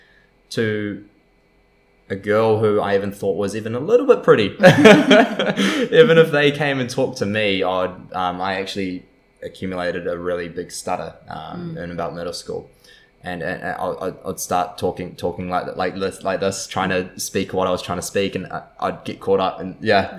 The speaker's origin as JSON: {"language": "English", "country": "New Zealand", "tie": "born or raised there", "also_born_or_lived": "San Diego", "said": "from New Zealand, grew up in such a safe and beautiful country"}